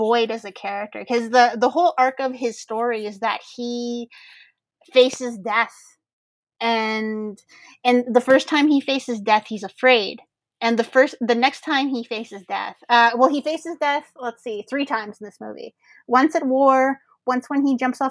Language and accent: English; Canada; as a Canadian